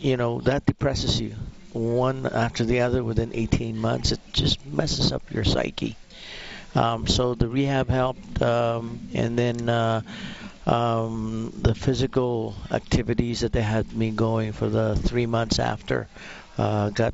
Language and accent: English; Philippines; now in Alberta, Canada; I'm originally from the Philippines.